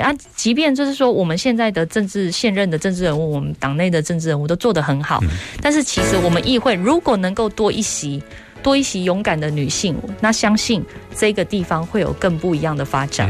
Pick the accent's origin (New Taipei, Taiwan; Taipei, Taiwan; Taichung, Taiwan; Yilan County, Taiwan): Taichung, Taiwan; Dali and Wufeng; born or raised there